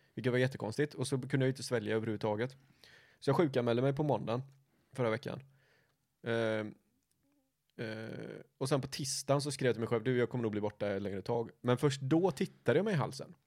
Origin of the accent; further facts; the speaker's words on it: Gothenburg, Västra Götaland, Sweden; vi är ju göteborgare